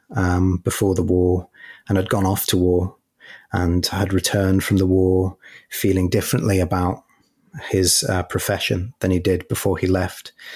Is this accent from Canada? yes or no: no; Merseyside, North West England, United Kingdom; I grew up in Merseyside